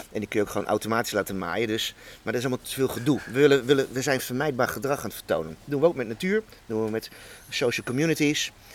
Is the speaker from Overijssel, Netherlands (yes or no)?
no; Hoog Soeren, Gelderland, Netherlands; Ik ben in Hoogsoeren bij Apeldoorn opgegroeid, kroondomeinen